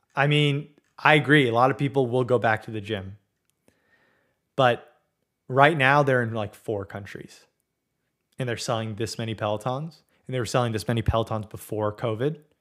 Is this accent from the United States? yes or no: yes; Southern California, United States; I grew up in Southern California